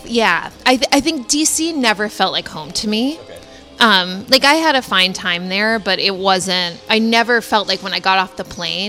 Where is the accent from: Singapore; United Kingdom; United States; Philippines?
United States; Cambridge, Massachusetts; moved away as an adult; also born or lived in Washington, D.C. / New Orleans / Boston; now in San Francisco Bay Area, United States; I grew up in Cambridge, Massachusetts. And lived there until I went to college in D.C. And then I lived in New Orleans for a couple years, where I did Teach for America.